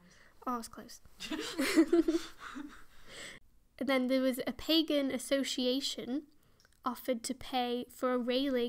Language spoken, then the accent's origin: English; Stoke-on-Trent, West Midlands, United Kingdom; Because I'm from Stoke-on-Trent.